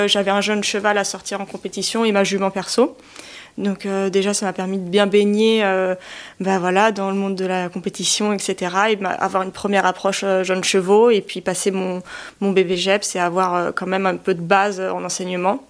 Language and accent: French; Chamonix, Auvergne-Rhône-Alpes, France; je suis née dans la vallée de Chamonix, je suis originaire de Haute-Savoie.